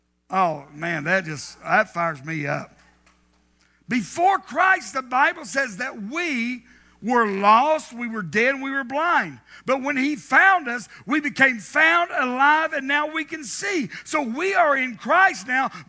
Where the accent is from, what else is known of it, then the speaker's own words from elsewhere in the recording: the South, United States; Growing up in the South